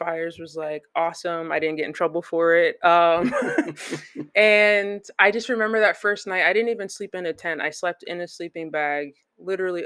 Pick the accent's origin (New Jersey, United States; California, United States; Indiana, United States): New Jersey, United States; Flemington; moved away as an adult; also born or lived in Perth Amboy, New Jersey; So I brand that as my hometown because I lived there the longest